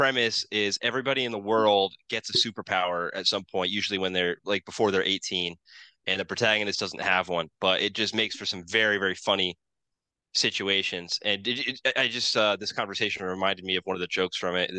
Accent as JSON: {"language": "English", "country": "United States", "said": "being an American"}